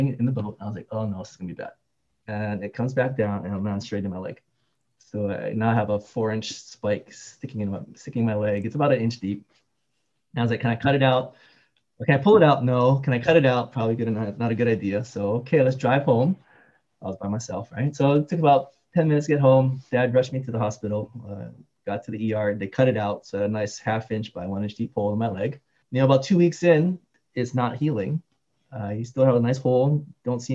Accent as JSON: {"language": "English", "region": "Hawaii", "country": "United States", "tie": "born or raised there", "also_born_or_lived": "Seattle", "moved": "yes", "lives_now": "Alhambra, United States", "said": "I was born and raised in Hawaii."}